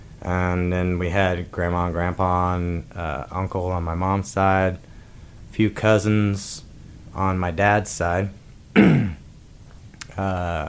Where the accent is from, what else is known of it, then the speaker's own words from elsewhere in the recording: Wheaton, Missouri, United States; It's a little rural town, about 700 people in the southwest corner of Missouri.